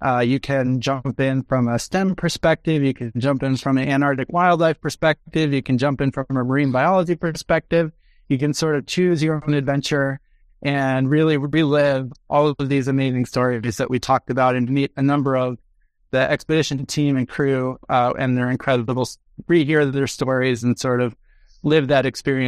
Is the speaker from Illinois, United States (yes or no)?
yes; Chicago, Illinois, United States; I'm a facilitator from Sweet Home Chicago.